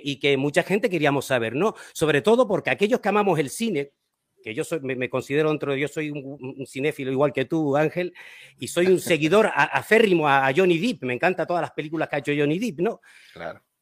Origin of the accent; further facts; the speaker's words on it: Canary Islands, Spain; yo soy de las Islas Canarias, en España